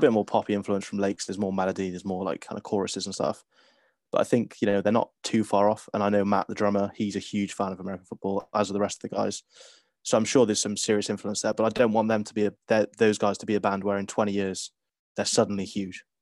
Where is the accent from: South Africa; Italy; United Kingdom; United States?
United Kingdom; Cardiff, Wales; growing up in Cardiff